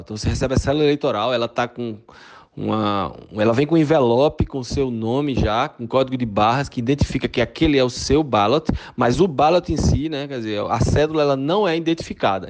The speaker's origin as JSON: {"language": "Portuguese", "town": "Recife", "region": "Pernambuco", "country": "Brazil", "tie": "born or raised there", "also_born_or_lived": "Fortaleza, Ceará, Brazil", "accent": "Pernambucano", "moved": "as an adult", "lives_now": "Tucson, United States", "said": "Eu morei aí ah, em Fortaleza até os oito anos de idade. Me mudei para é, Recife, por isso desse sotaque pernambucano"}